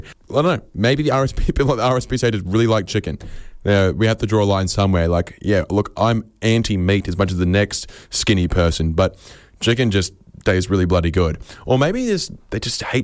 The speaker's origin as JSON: {"language": "English", "country": "Australia", "said": "I'm Australian"}